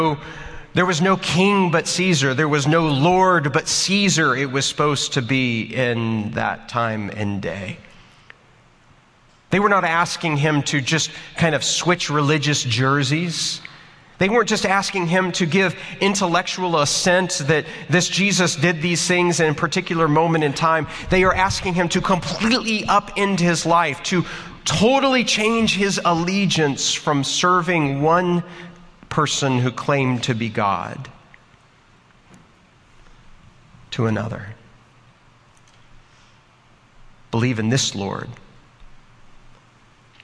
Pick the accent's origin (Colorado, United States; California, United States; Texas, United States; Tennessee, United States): Texas, United States; I'm from Texas